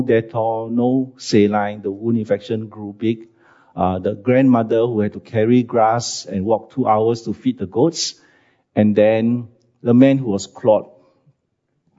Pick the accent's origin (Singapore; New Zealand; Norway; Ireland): Singapore; also born or lived in Siglap, Singapore / China; as a Singaporean, when I came back